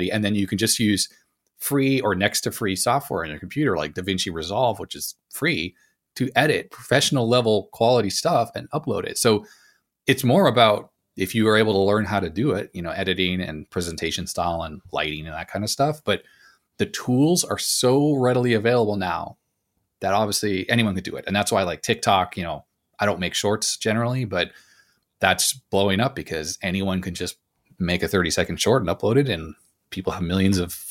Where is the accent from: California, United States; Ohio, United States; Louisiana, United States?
California, United States; Los Angeles; also born or lived in Canada; I grew up in Los Angeles originally after I left Canada